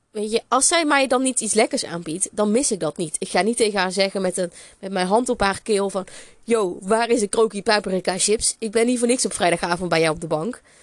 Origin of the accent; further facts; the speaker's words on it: North Brabant, Netherlands; accent: Brabant; ik ben een Bourgondische Brabander. Dat hoor je misschien ook nog wel aan mijn accent